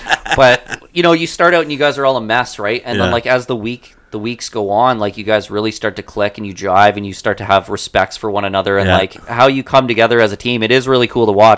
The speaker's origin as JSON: {"language": "English", "country": "Canada", "said": "we're from Canada"}